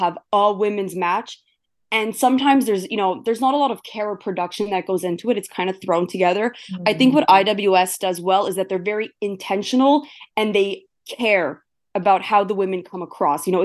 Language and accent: English; Montreal, Quebec, Canada; that's my hometown